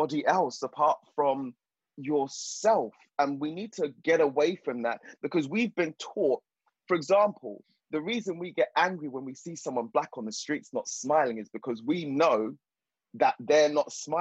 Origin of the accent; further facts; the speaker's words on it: Zimbabwe; now in United Kingdom; I'm from the South, I'm from Zimbabwe